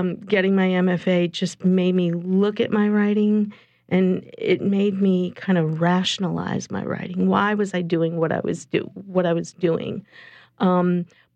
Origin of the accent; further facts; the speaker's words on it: New Orleans, Louisiana, United States; I'm a New Orleans native